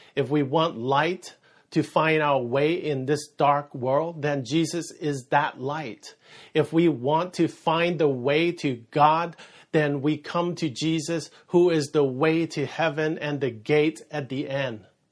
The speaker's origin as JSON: {"language": "English", "area": "San Francisco Bay Area", "region": "California", "country": "United States", "moved": "yes", "said": "I'm from the Bay Area, and that is San Francisco Bay Area"}